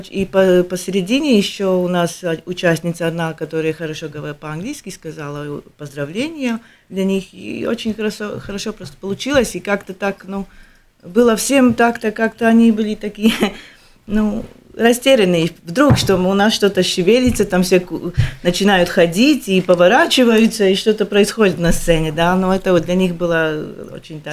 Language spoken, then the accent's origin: Russian; Latvia; мы из Латвии